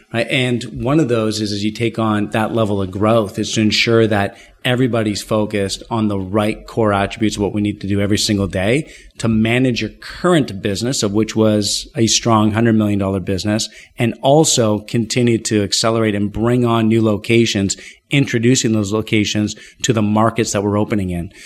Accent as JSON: {"language": "English", "town": "Ottawa", "region": "Ontario", "country": "Canada", "tie": "born or raised there", "moved": "as an adult", "lives_now": "Toronto, Canada", "said": "I was born and raised in Ottawa, Canada, nation's capital."}